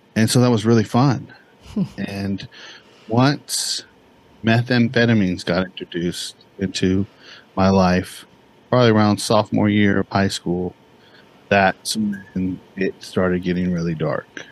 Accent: Bakersfield, California, United States; also born or lived in Santa Barbara, California; I grew up in a place called Bakersfield, California.

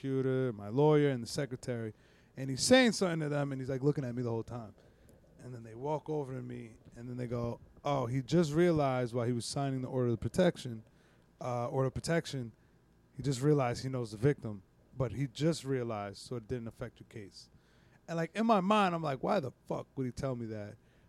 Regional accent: New York, United States; I was from New York

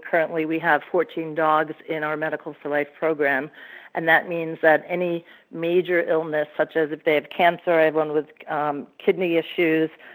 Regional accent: Hyde Park, New York, United States; moved away; Hyde Park, New York, is my hometown, so I'm looking to go back

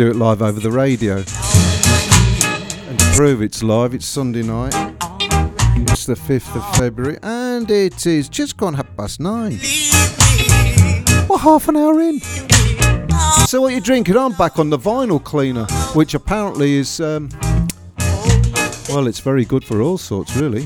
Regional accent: Newcastle upon Tyne, North East England, United Kingdom; because I'm a Geordie, so I'm from Newcastle

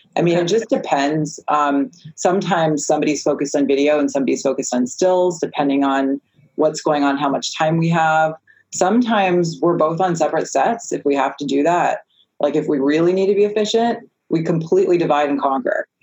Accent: East Coast, United States; also born or lived in South Florida; I'm from the East Coast

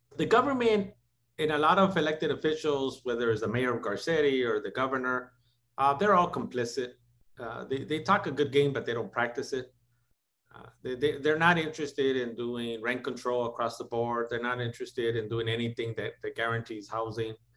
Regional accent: Los Angeles, California, United States; also born or lived in Tijuana, Mexico; being raised in housing projects in East

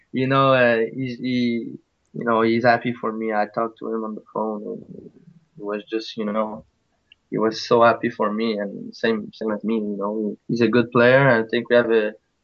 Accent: Drummondville, Quebec, Canada; first language French; English is a second language; I'm from Drummondville, Quebec. So I'm French, so maybe my English will be, sometimes I will do some mistake

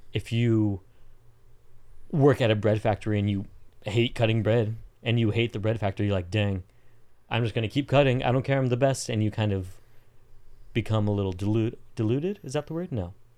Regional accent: Southern California, United States; also born or lived in Colombia; born and raised in Southern California until I wasn't living in Southern California.

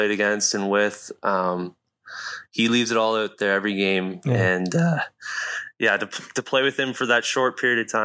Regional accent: Grand Valley, Ontario, Canada; I'm from Grand Valley and say that I'm from there and played all my minor ball there

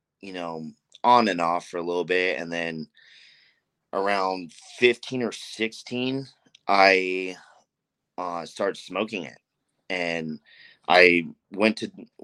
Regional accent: Anaheim, California, United States; I'm from Anaheim, born and raised Anaheim.

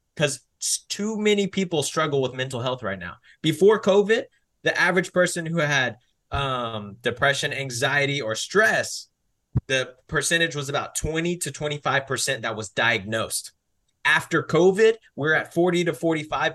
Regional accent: Mansfield, Texas, United States; I was born and raised in Texas, to be specific, Mansfield, Texas

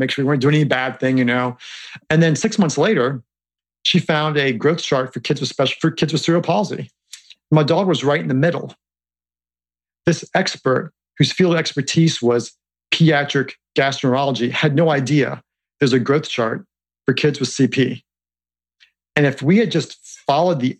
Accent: Harrisonburg, Virginia, United States; growing up in Harrisonburg, which is a small town in Virginia

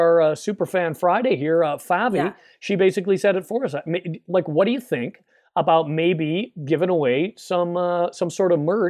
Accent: Canada; here in Canada, where I am now, my home country.

